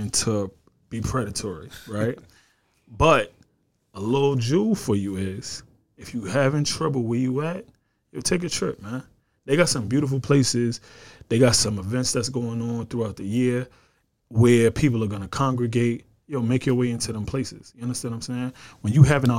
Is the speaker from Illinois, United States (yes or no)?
no; New York, United States; I was from New York